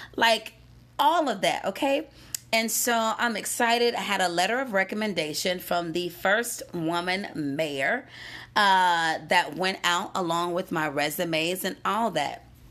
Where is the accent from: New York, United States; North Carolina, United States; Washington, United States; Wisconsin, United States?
North Carolina, United States; Gastonia; moved away as an adult; now in Denver, United States; I grew up in Gastonia